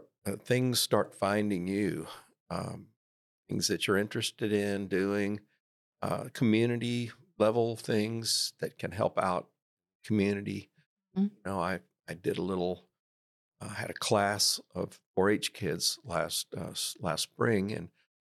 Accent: Marlin, Texas, United States; also born or lived in New Mexico; No, I'm originally from Marlin, but I worked for 13 and a half years in New Mexico.

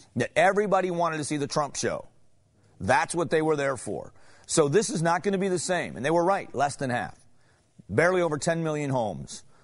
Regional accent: Arizona, United States; I'm from Arizona

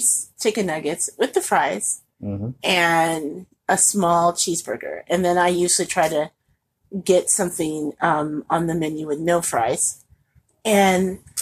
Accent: Indianapolis, Indiana, United States; also born or lived in Chicagoland; now in Chicago, United States; my home anyway. I'm from Indianapolis

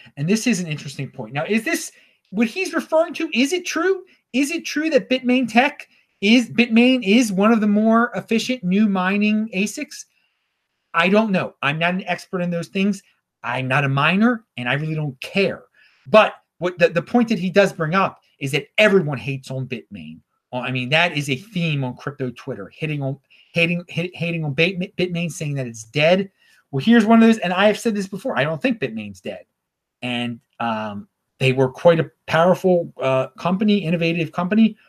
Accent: Baltimore, Maryland, United States; moved away; I am from Baltimore originally, and I'm in Baltimore right now

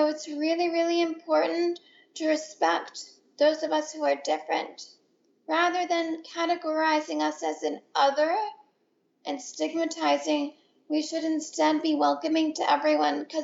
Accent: San Francisco Bay Area, California, United States; also born or lived in Boston; I grew up in the San Francisco Bay Area, which happens to be the heart of the disability rights movement

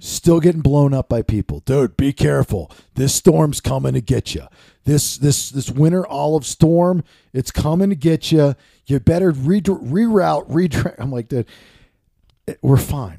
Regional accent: Maryland, United States; moved away; I grew up in Maryland.

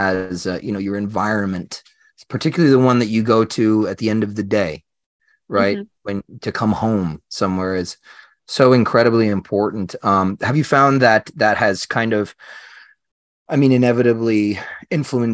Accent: Long Island, New York, United States; moved away as an adult; now in Western North Carolina, United States; I grew up out on Long Island, which is a very, very flat place

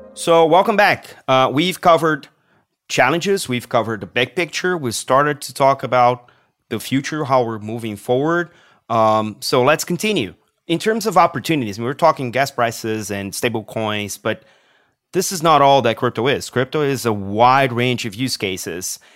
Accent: Brazil; I come from Brazil

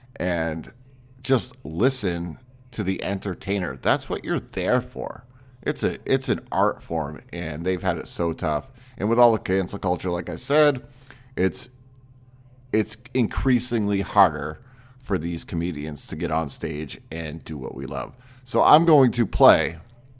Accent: Maine, United States; moved away; I'm originally from Maine

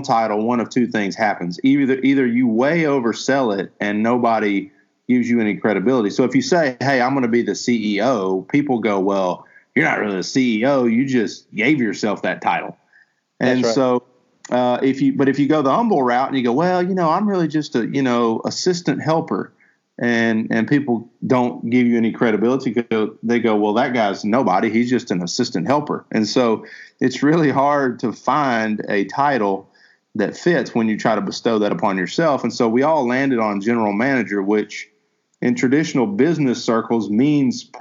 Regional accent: Huntsville, Texas, United States; moved away as an adult; also born or lived in Arkansas / Little Rock, Arkansas; I was born and raised in Huntsville, Texas, and grew up there, spent my entire formative years there

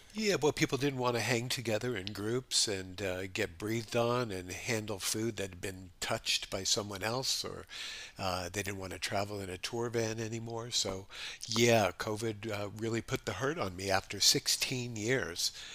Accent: Los Angeles, California, United States; moved away as an adult; also born or lived in New York; now in Honolulu, United States; my family moved to Los Angeles when I was just ten years old

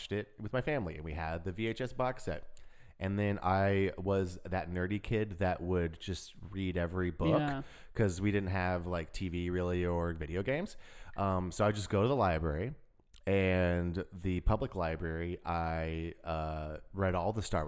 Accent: United States; We are American

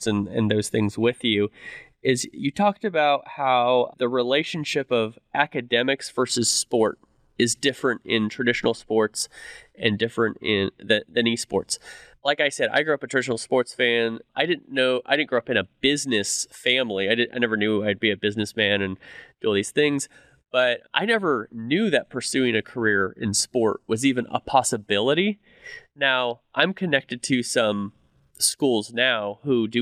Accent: California, United States; now in Dallas, United States; I grew up in California

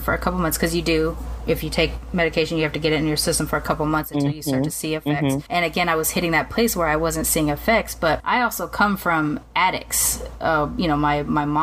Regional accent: United States; even though I'm from America and I've come from Western culture, I did grow up immersed in Japanese culture too

